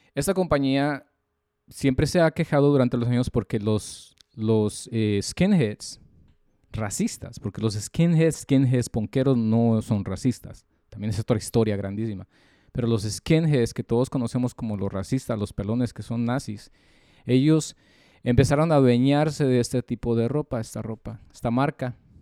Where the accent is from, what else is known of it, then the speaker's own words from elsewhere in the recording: Mexico; los mexicanos somos malos